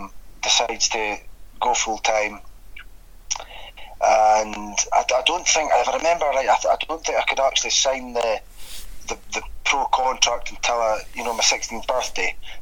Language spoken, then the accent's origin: English; Aberdeen, Scotland, United Kingdom; Aberdeen born and bred, born and raised in Aberdeen.